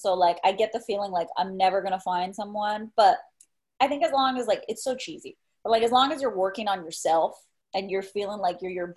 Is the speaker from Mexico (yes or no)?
yes; Mexico; moved away; my dad's Spanish, and I grew up in Mexico